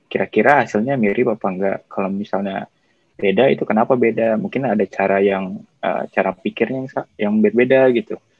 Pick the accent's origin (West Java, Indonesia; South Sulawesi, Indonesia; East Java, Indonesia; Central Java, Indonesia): West Java, Indonesia; Cimahi; moved away as an adult; now in Singapore; saya lahirnya di Cimahi, Bandung